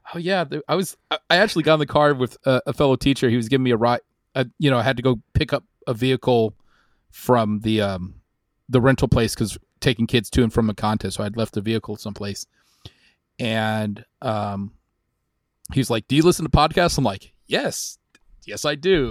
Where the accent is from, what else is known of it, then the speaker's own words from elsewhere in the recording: Texas, United States; moved away; I grew up in a small town, Texas